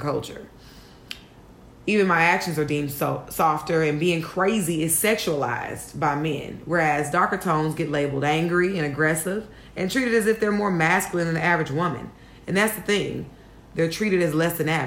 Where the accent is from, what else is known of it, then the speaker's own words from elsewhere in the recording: Houston, Texas, United States; moved away as an adult; now in New York, United States; I'm from Houston, Texas